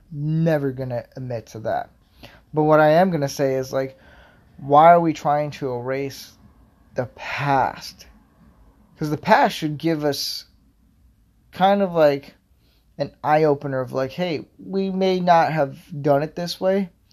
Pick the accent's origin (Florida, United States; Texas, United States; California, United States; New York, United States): Florida, United States; I grew up in Florida